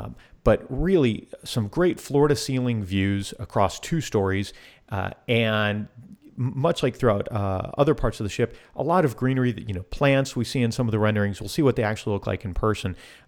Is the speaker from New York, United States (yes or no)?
no; Florida, United States; I grew up in South Florida.